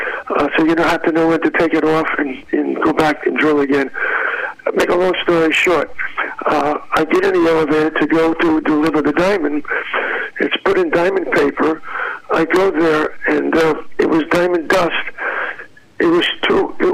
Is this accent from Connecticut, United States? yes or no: no; New York City, New York, United States; now in San Diego, United States; I grew up in Brooklyn, New York